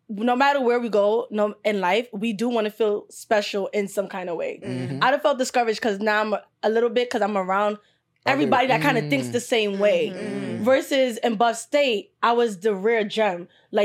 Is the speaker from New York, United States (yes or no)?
yes; New York City, New York, United States; I grew up in the hood. I grew up in Flatbush. I lived in Brownsville. I lived in the East. I wasn't around a lot of Nigerians.